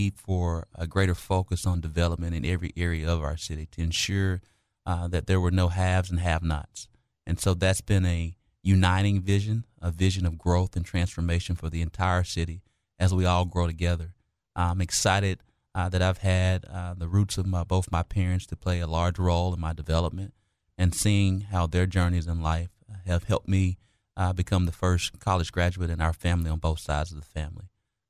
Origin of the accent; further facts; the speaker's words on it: Little Rock, Arkansas, United States; being born and raised and still reside in Southwest Little Rock